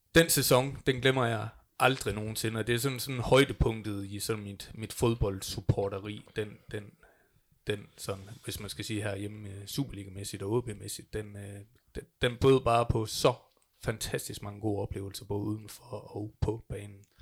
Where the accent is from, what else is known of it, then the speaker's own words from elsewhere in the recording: North Jutland, North Denmark Region, Denmark; also born or lived in Aalborg; jeg er Nordenfjords fra. Jeg er fra Vosko af